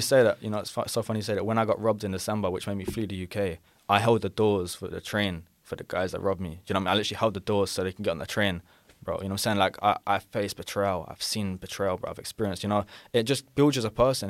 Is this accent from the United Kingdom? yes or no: yes; London, United Kingdom; accent: London; I'm from London